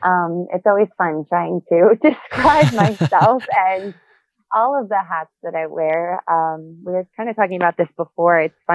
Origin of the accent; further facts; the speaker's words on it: Ohio, United States; I grew up in Ohio. I had a pretty supportive family. I started dancing at a very young age.